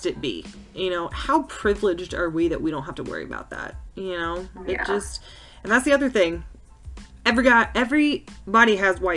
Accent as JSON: {"language": "English", "region": "the South", "country": "United States", "tie": "born or raised there", "said": "We were born in the South. We were raised in the South."}